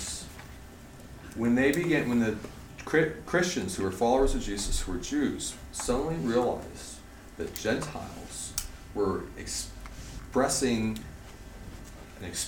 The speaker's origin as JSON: {"language": "English", "region": "Oregon", "country": "United States", "tie": "born or raised there", "said": "I grew up in Oregon"}